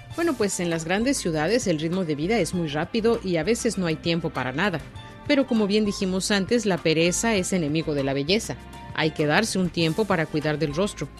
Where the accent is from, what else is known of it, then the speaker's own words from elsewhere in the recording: Mexico; now in China; en mi país, en México